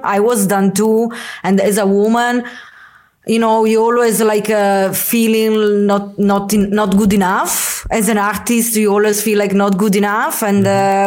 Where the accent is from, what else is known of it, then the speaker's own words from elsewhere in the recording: Italy; moved away as an adult; also born or lived in San Francisco; also come from Italy